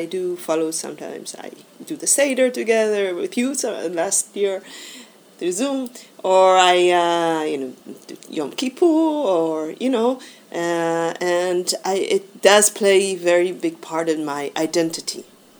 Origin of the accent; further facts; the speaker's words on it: Jerusalem, Jerusalem District, Israel; moved away as an adult; now in Netherlands; I was brought up in Jerusalem to an Orthodox family. Both my parents are Anglo-Saxon, so I would be considered somehow, I guess, as part of a more modern Orthodox